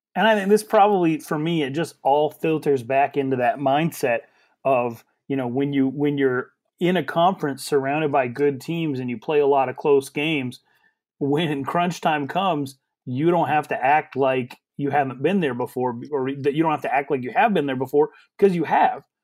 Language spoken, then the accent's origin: English; Wyoming, United States; I'm from Wyoming